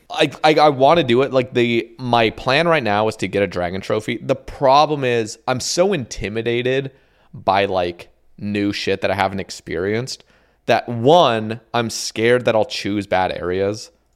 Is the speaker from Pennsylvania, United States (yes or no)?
no; Oregon, United States; also born or lived in Houston, Texas / Huntsville, Alabama / Eugene, Oregon; I grew up in Oregon